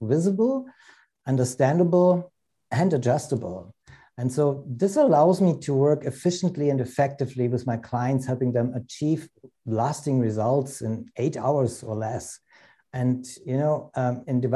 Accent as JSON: {"language": "English", "country": "Germany", "said": "I'm originally from Germany, but I work worldwide, internationally, mostly North America"}